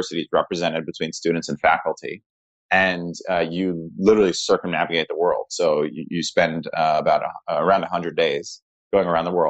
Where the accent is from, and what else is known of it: Connecticut, United States; born or raised there; also born or lived in New York City